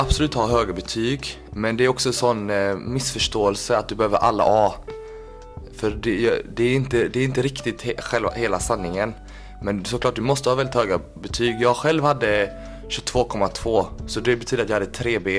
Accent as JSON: {"language": "Swedish", "town": "Kalmar", "region": "Kalmar County", "country": "Sweden", "tie": "born or raised there", "moved": "as an adult", "lives_now": "Gothenburg, Sweden", "said": "född och uppvuxen i Kalmar"}